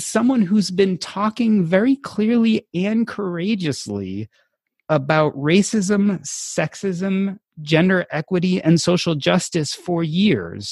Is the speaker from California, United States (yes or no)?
no; Evanston, Illinois, United States; Growing up in Evanston